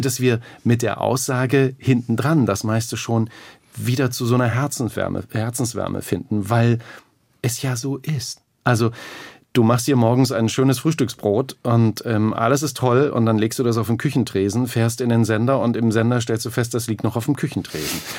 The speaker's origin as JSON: {"language": "German", "region": "Thuringia", "country": "Germany", "tie": "born or raised there", "said": "Aufgewachsen in Thüringen, ganz normale Verhältnisse"}